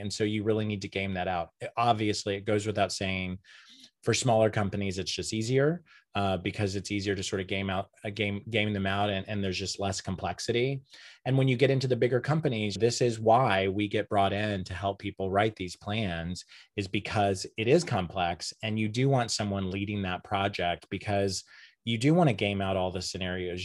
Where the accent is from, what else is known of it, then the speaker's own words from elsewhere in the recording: Enid, Oklahoma, United States; moved away as an adult; now in New York City, United States; I grew up in Enid, Oklahoma.